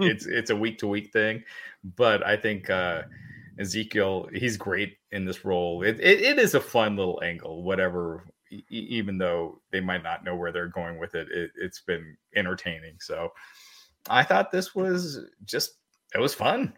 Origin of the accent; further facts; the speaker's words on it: Kentucky, United States; when I was growing up as a Indian person, uh, in, in America, I was born in Kentucky